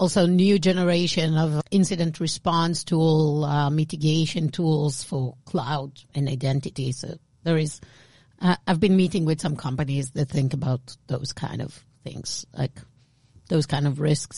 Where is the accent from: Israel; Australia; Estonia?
Israel; accent: Israeli; with my Israeli accent, I cannot say this word.